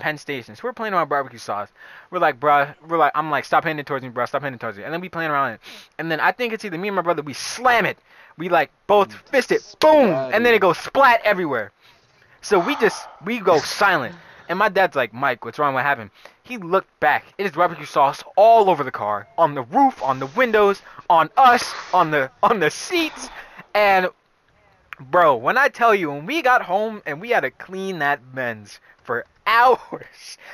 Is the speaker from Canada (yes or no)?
no; Jamaica; I'm a Jamaican who doesn't like spicy things